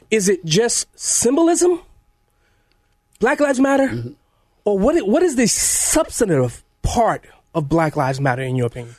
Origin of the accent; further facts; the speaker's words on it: Chicago, Illinois, United States; I grew up in the Chicago machine, machine Democrat Party, 53rd Ward, 21st Precinct